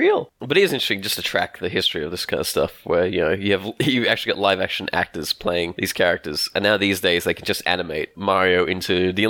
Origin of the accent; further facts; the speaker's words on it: Australia; I'm Australian.